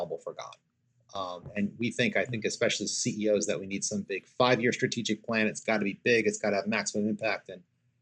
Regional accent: New York, United States; I'm from New York

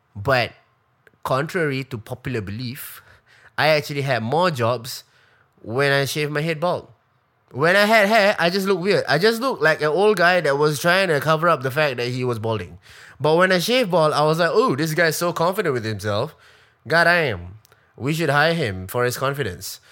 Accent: Singapore; as a Singaporean

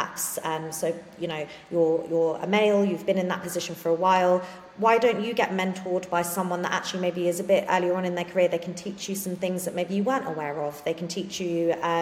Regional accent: London, United Kingdom; I grew up in London

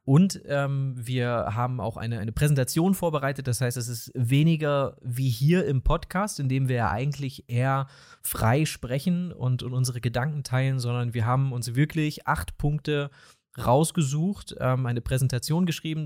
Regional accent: East Germany, Germany; accent: East German; mein ostdeutscher Dialekt

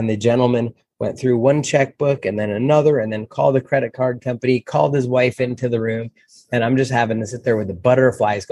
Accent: New Jersey, United States; now in Denver, United States; I grew up in North Jersey, right, about 34 miles out of Manhattan.

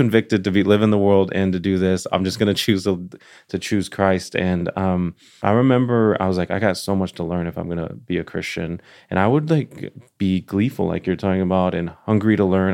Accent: Dallas, Texas, United States; now in Nashville, United States; I'm from Dallas

